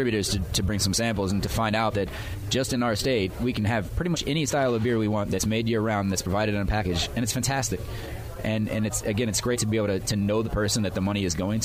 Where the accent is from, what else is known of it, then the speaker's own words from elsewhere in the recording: St. Louis, Missouri, United States; now in Decatur, United States; I'm from St. Louis